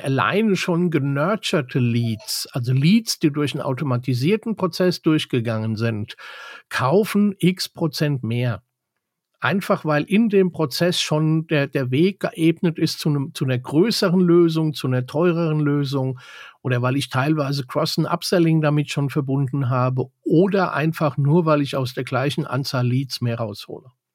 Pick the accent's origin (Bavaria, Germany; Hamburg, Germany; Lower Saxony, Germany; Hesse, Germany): Bavaria, Germany; bei uns in Bayern